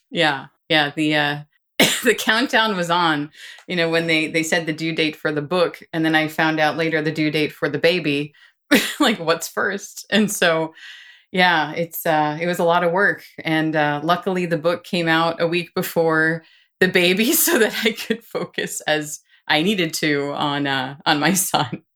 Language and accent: English; New York, United States; moved away as an adult; also born or lived in Boston / Washington, D.C.; now in Austin, United States; I'm from New York and wanted to work in New York